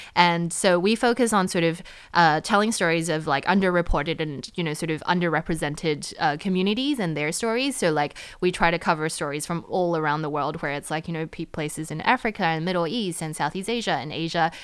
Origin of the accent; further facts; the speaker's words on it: New Zealand; also born or lived in United States; now in Taiwan; I grew up in New Zealand